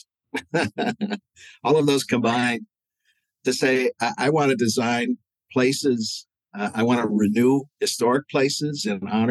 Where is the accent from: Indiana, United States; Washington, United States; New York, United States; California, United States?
New York, United States; Buffalo; also born or lived in Niagara-on-the-Lake, Ontario, Canada; I grew up in both cities of Buffalo in the New York side and the heritage village of Niagara on the Lake in Ontario